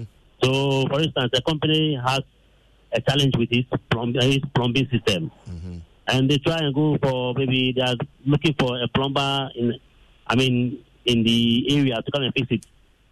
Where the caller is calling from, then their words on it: Dodowa, Ghana; I'm calling from Dodua.